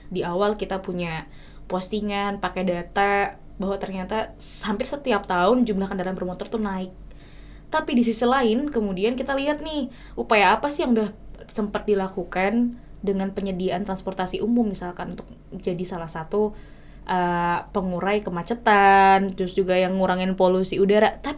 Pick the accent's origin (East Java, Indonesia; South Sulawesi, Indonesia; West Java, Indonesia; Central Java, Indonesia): Central Java, Indonesia; Surakarta; karena aku juga dari Solo